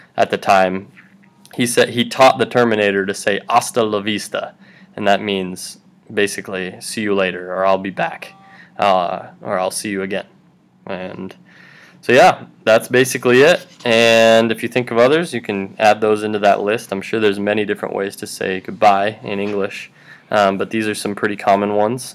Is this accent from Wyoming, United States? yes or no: yes; Wyoming, United States; moved away; I am from Wyoming